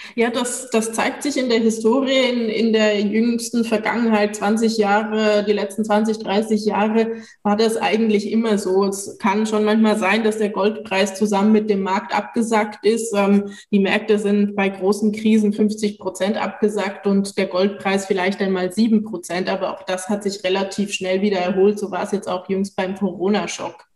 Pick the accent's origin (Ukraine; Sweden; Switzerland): Switzerland; moved away; zu Hause fühle ich mich am ehesten noch in der Schweiz, wo ich aufgewachsen bin